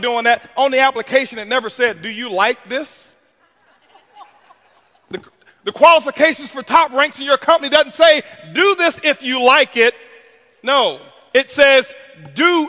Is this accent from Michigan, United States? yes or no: no; Tampa, Florida, United States; I was born in Ponce de Leon Projects, Tampa, Florida, is where I was raised.